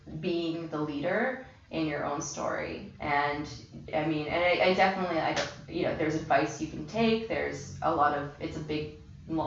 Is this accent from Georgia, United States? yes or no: no; Miami, Florida, United States; moved away as an adult; also born or lived in Boston / Baltimore; now in New York, United States; I pretty much grew up in Miami since I was really young. I was born in Boston, but, you know, moved to when I was about 5. So Miami is my home